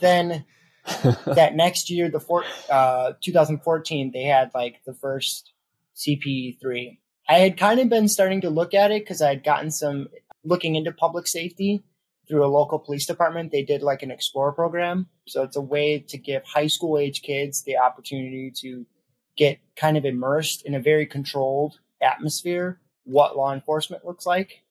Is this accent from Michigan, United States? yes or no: yes; Detroit, Michigan, United States; now in Sheboygan County, United States; I'm from Detroit. I live out in Sheboygan County, Wisconsin